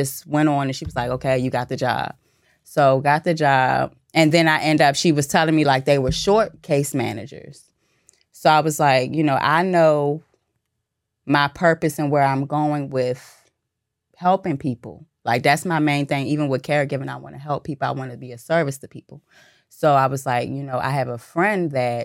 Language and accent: English; D.C. and Maryland, DMV, United States; also born or lived in Virginia; I was born in Virginia, raised in D.C. and Maryland.